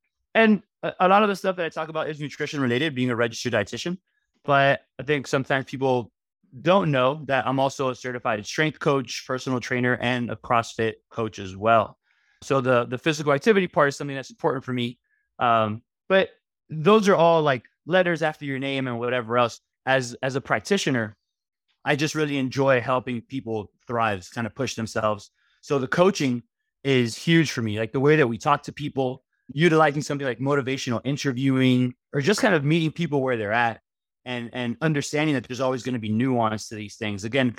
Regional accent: Miami, Florida, United States; Because although, you know, 305, growing up in Miami.

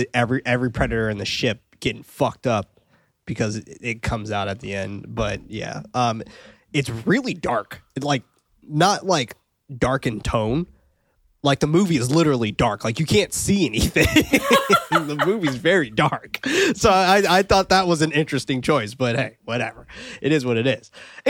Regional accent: Australia; Yeah, see? Told you I'm Australian, dude.

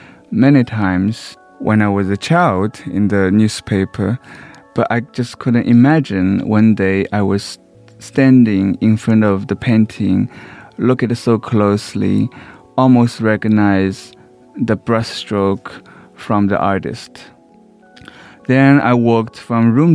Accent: Shanghai, China; moved away; I was raised in Shanghai, in a slum

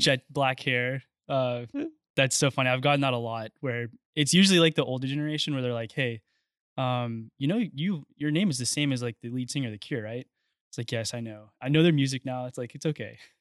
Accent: Friendswood, Texas, United States; I grew up in Friendswood, which is just south of Houston

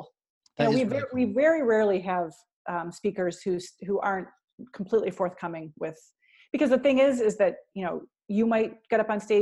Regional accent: Cleveland, Ohio, United States; in Cleveland, Ohio, my hometown

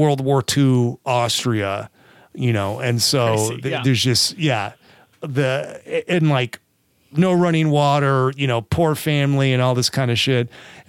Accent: California, United States; accent: California; Sorry, I got that California accent coming through.

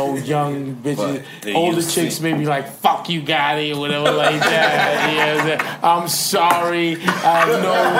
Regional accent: New York City, New York, United States; I grew up in Jamaica, Queens, Hollis, Queens, Queens Village, whatever the fuck you want to call it.

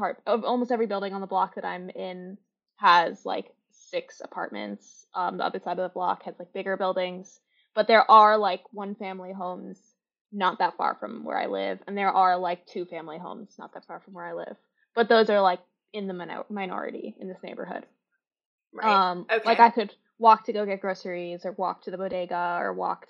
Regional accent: New Jersey, United States; moved away as an adult; also born or lived in Astoria, Queens, New York City; now in New York City, United States; I grew up in Jersey, like just outside of the city

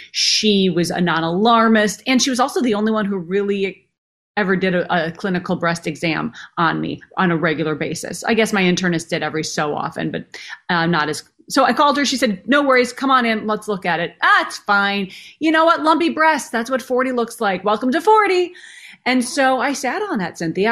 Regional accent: Minneapolis, Minnesota, United States; growing up in Minneapolis. So I literally grew up backstage

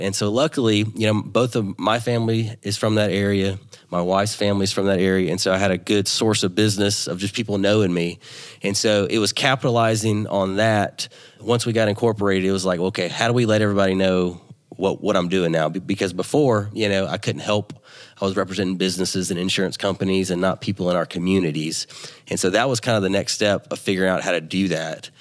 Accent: Louisiana, United States; also born or lived in Dallas, Texas; I'm from Louisiana

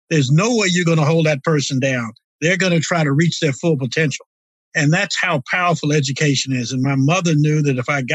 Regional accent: Prince George's County, Maryland, United States; also born or lived in Washington, D.C.; now in Virginia, United States; I was born in the District of Columbia, raised in Prince George's County, Maryland, and live in Virginia now

